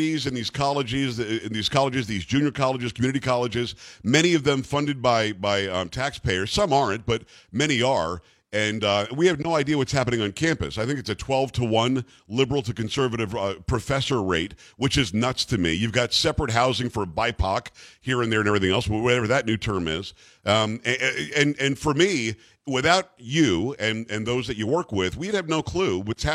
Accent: Florida, United States; also born or lived in New York / Michigan; now in Texas, United States; I'm from New York originally, but I grew up in Florida. I've been in Texas a long time now. I've been in Michigan in between.

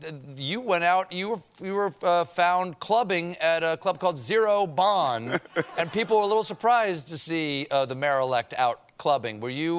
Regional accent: New York City, New York, United States; As a New Yorker myself

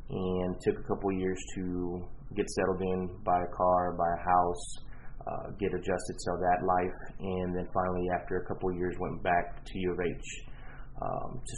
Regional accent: Houston, Texas, United States; Um, well, I'm from Houston, born and raised.

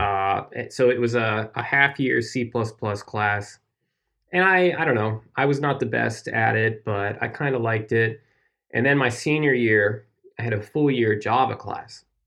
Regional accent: United States; my home state's beer

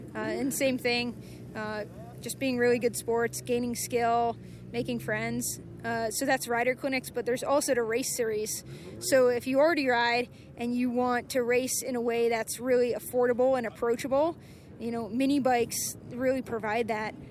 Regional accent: New England, United States; now in Southern California, United States; I'm from New England

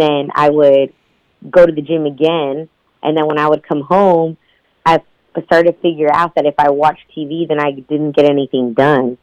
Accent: Houston, Texas, United States; I was born and raised in Houston, Texas

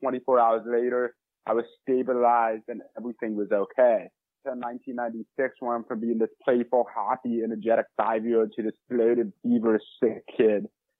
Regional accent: St. Louis, Missouri, United States; I'm from St. Louis, Missouri.

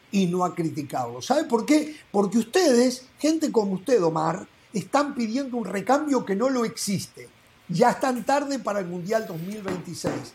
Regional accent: Uruguay; moved away; En Uruguay somos 3.400.000 y hay 3.400.000 eh, técnicos en mi país

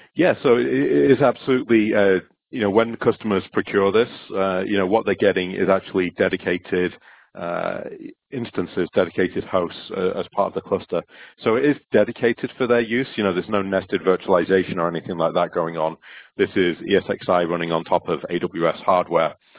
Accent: Stockport, North West England, United Kingdom; now in West Coast, United States; I'm originally from Stockport, uh, which is just close to Manchester in the UK, and my accent seems to have travelled

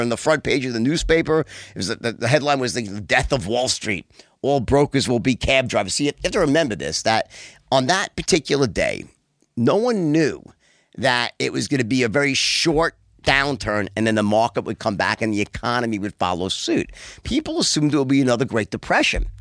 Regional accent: New York City, New York, United States; also born or lived in Long Island; I'm actually from Bayside, and I lived there till I was uh, my early, like 21, and then I moved into the city, then out to Long Island. But I was in New York my whole life, born and bred

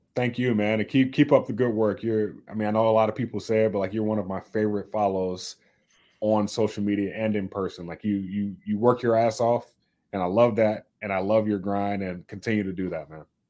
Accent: the South, United States; moved away as an adult; now in Minnesota, United States; I'm from the South

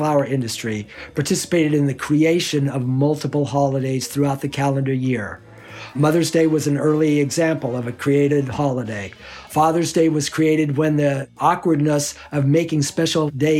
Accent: Kansas City, Missouri, United States; I grew up in Kansas City

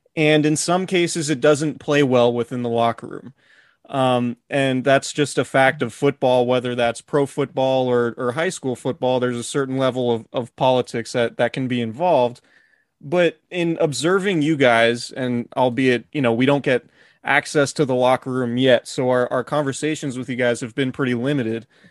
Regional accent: Santa Rosa, California, United States; from Santa Rosa, my hometown

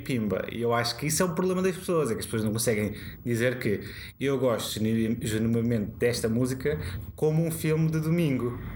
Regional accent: Póvoa de Santo Adrião, Lisbon, Portugal; eu cresci na Pova Santaria

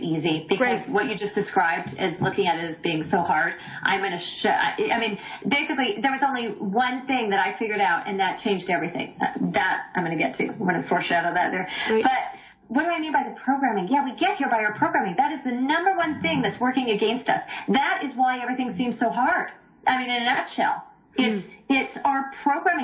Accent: Vancouver, British Columbia, Canada; moved away as an adult; also born or lived in Los Angeles / Toronto; I grew up in Vancouver, British Columbia, Canada.

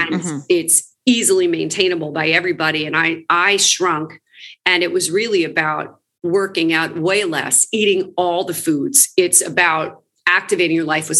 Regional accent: Princeton, New Jersey, United States; moved away as an adult; also born or lived in New York City; now in Los Angeles, United States; I'm originally from around the Princeton area in New Jersey.

